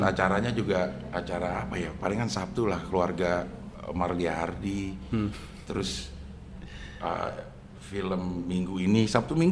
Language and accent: Indonesian; Jakarta, Indonesia; also born or lived in Singapore; Gue lahir di Singapura, Abdel. Uh. Di eh. Singapura kagak ada yang main layangan. Uh. Eh. Gue pindah ke Jakarta ke Jalan Simpruk.